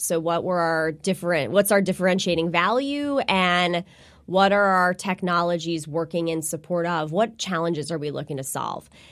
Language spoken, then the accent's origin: English; New Jersey, United States; I am, uh, born and raised in New Jersey. I'm a Jersey girl